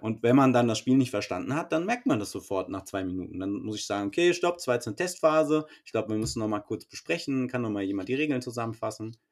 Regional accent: Frankfurt, Hesse, Germany; also ich komme ja aus Frankfurt

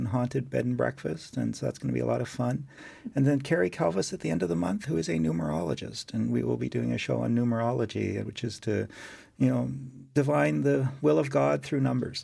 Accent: Nova Scotia, Canada; I grew up in Nova Scotia

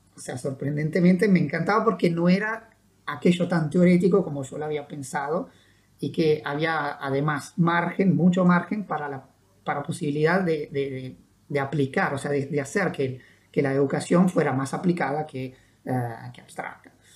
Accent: Italian-speaking Switzerland, Ticino, Switzerland; moved away as an adult; now in Uruguay; la parte italiana, donde yo, yo vivía y donde nací

